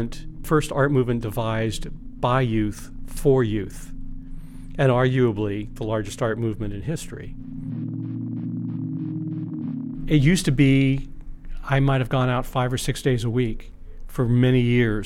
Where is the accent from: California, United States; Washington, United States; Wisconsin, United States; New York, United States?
California, United States; Los Angeles; I grew up in San Fernando Valley